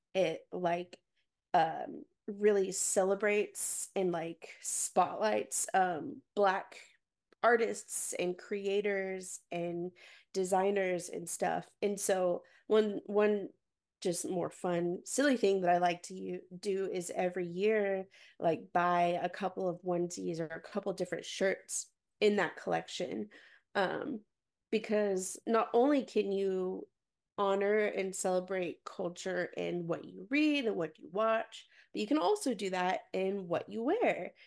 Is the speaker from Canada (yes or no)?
no; Garland, Texas, United States; I grew up in Garland, Texas